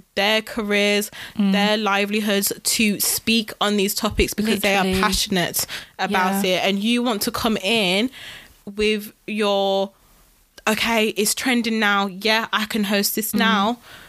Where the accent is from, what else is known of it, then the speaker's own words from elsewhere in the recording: United Kingdom; I am British, guys.